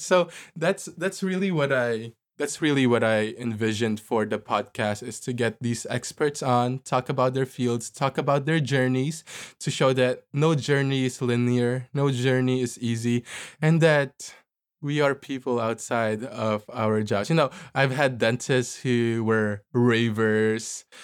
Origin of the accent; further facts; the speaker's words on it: Philippines; moved away; also born or lived in New York City; people that I grew up with in the Philippines